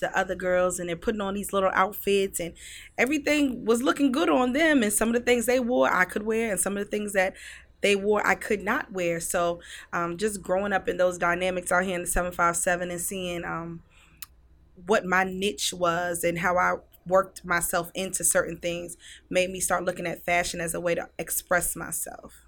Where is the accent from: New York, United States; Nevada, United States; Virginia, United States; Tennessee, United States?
Virginia, United States; Newport News; I grew up in the seven five seven in Newport News